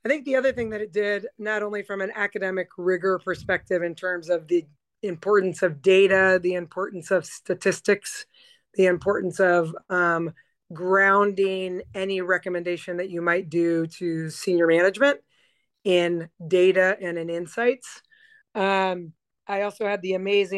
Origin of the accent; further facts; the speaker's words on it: Indiana, United States; I am from the Hoosier State, but I went to undergrad and grad school both at Purdue.